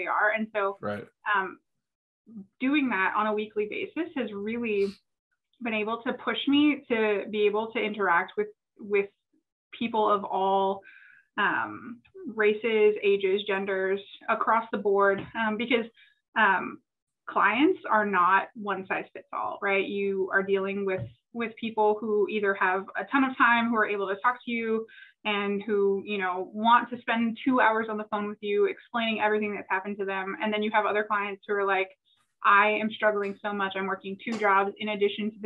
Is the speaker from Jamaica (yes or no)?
no; Canada; moved away as an adult; also born or lived in Virginia / Washington State; now in Washington, United States; I grew up in Canada, spent my entire life there until I decided to go to law school